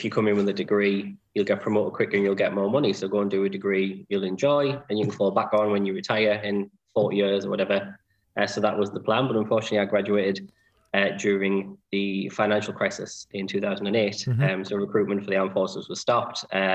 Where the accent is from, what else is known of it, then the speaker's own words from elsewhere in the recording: Sunderland, North East England, United Kingdom; I was born and grew up in Sunderland.